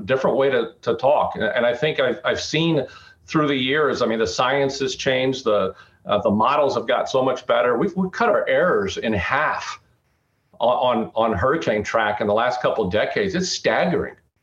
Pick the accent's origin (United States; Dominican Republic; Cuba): United States; Arizona; moved away; growing up in Arizona